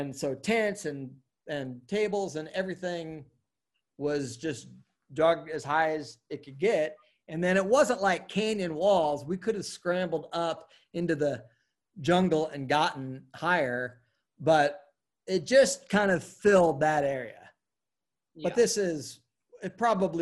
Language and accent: English; Oregon, United States; also born or lived in Jackson, Wyoming / Portland; now in Denver, United States; I grew up in Oregon